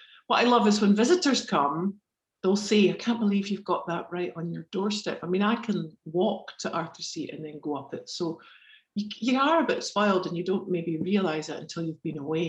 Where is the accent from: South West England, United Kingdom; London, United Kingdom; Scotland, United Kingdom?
Scotland, United Kingdom; Edinburgh; Definitely. I mean, it always feels like home. I've lived quite a few different places.